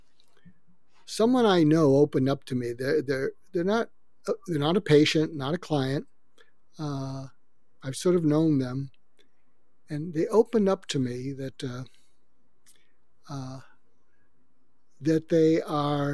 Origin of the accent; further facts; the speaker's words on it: suburb of Boston, Massachusetts, United States; moved away as an adult; also born or lived in Topeka, Kansas / Los Angeles, California; I grew up outside of Boston, in a suburb of Boston